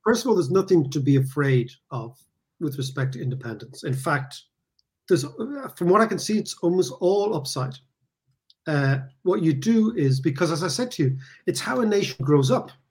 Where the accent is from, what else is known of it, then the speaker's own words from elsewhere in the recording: Ireland; also born or lived in London; as an Irish person